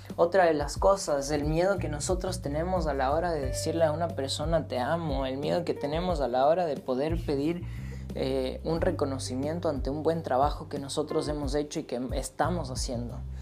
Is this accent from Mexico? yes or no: no; Ecuador; moved away as an adult; regresar a mi país natal, a Ecuador